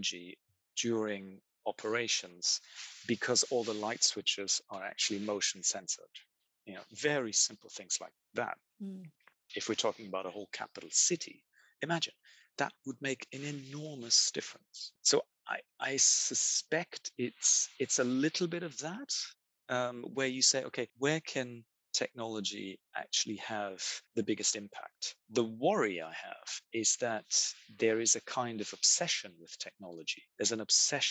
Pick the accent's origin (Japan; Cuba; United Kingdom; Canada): United Kingdom; London; I am a Londoner.